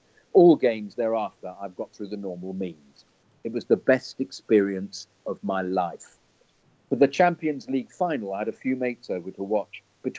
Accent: South Africa; Anyway, I'm a South African Chelsea fan.

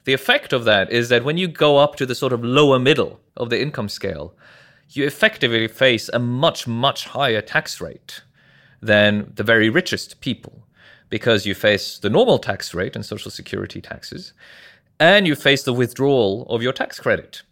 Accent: Norway; moved away as an adult; also born or lived in New York; I'm from Norway originally. I grew up there

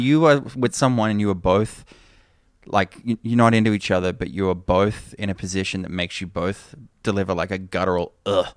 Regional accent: Toowoomba, Queensland, Australia; moved away; I grew up in Toowoomba

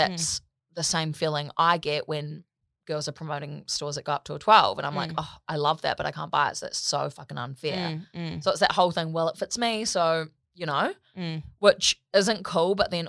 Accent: New Zealand; In New Zealand, we say mall.

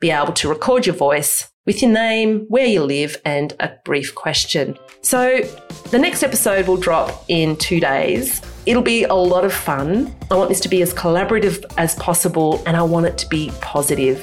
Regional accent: Australia; who we are as Australians

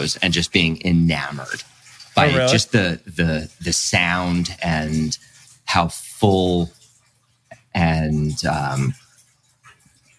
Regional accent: Matawan, New Jersey, United States; I grew up in Mattawan, Monmouth County

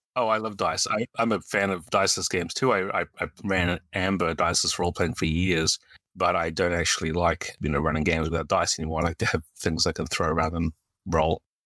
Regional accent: New Zealand; moved away; also born or lived in United States; Uh, I'm a New Zealander. I was born here, and I moved to the U S in about nineteen ninety-six, and, uh, lived there for twenty-two years before moving back here to New Zealand in twenty eighteen.

